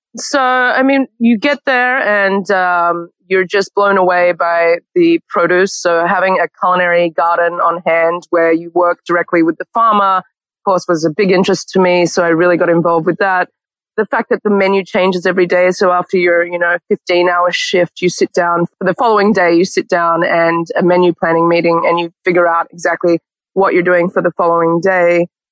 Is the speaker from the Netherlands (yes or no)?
no; Canberra, Australian Capital Territory, Australia; moved away as an adult; also born or lived in Sydney, Australia / New York, United States; now in Los Angeles, United States; born and raised in Canberra, the capital of Australia